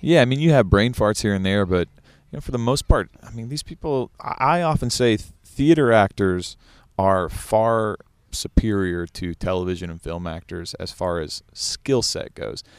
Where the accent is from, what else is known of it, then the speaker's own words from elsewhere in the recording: Kentucky, United States; moved away as an adult; growing up in Kentucky